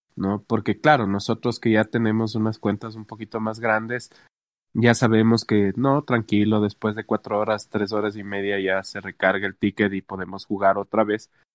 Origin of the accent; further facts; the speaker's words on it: Ecuador; yo que soy de Ecuador